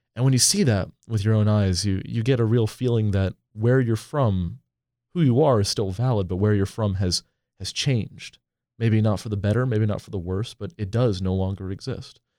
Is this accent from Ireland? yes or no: no; Portland, Oregon, United States; moved away; I'm from Portland, Oregon originally